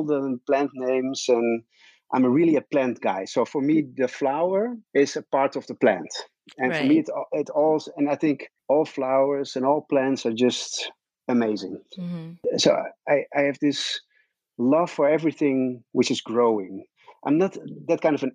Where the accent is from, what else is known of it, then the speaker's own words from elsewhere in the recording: Netherlands; English is a second language; English is not my native speech. So I'm always a bit hesitant to go on English speaking interviews because I'm a real Dutch guy.